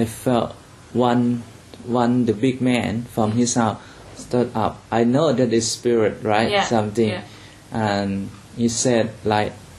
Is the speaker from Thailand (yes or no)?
yes; Chiang Rai, Thailand; When we start do church planting in Chiang Rai, my hometown